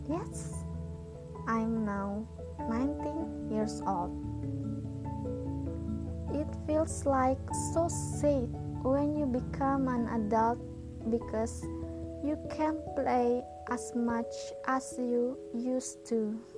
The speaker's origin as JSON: {"language": "English", "town": "Kandangan", "region": "South Kalimantan", "country": "Indonesia", "tie": "born there", "said": "I was born in Kandangan, 16th of January 2001"}